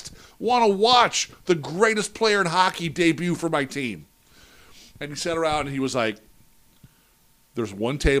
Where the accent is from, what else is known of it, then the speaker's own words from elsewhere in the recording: St. Louis, Missouri, United States; when I come home for breaks and summer vacation, my job was I worked at a now defunct sports apparel store that was in tons of malls in St. Louis